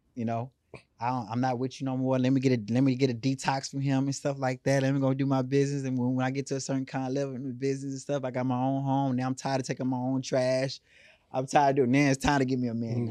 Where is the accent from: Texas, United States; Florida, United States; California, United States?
Texas, United States; Houston; I come from born and raised in Third Ward, you know, the capital of Houston